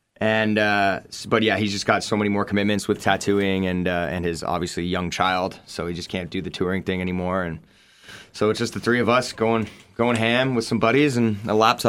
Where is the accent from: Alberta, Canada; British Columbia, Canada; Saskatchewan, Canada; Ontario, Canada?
Ontario, Canada; Ottawa; Like Ottawa's like such a weird town for us. Like we're all from here.